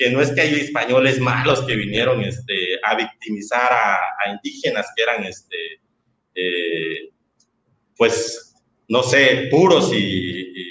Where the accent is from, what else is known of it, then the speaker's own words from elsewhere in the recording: Mexico; como sociedad, o como nación, o como mexicanos que nos